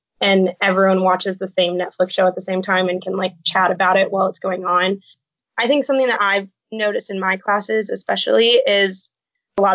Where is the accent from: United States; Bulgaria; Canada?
United States; Phoenix, Arizona; moved away as an adult; I'm originally from Phoenix, Arizona